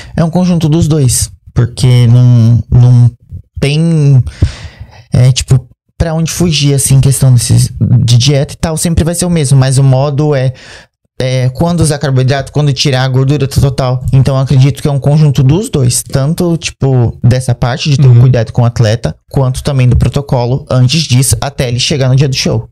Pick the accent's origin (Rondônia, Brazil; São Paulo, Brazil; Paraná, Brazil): São Paulo, Brazil; Bertioga; eu sou do litoral de São Paulo, né? Eu morava em Bertioga